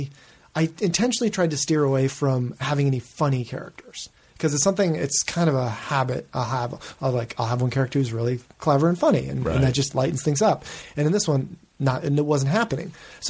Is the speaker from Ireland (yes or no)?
no; New England, United States; maybe it's from growing up in New England where that strange, that kind of, that culture of, aggressive and like self-punishing modesty